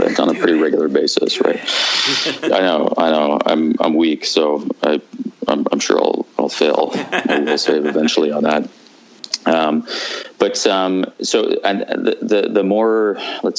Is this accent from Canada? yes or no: yes; Vancouver, British Columbia, Canada; I grew up in Vancouver. I basically lived here my whole life